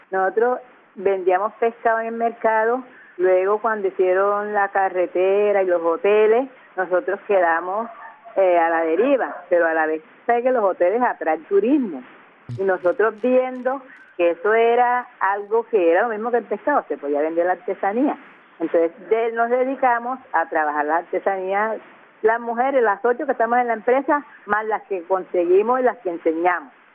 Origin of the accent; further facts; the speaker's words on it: Cartagena, Bolívar, Colombia; yo soy de la boquilla, pero mi raza es negra